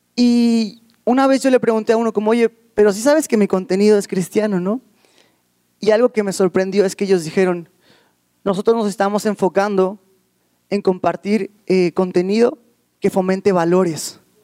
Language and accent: Spanish; Ecatepec, State of Mexico, Mexico; yo vengo de la Ciudad de México, bueno, precisamente del, Estado de México, de Catepec